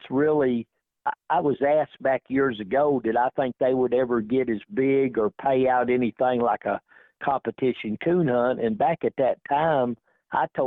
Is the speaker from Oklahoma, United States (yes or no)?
yes; McAlester, Oklahoma, United States; I'm from McAllister, Oklahoma.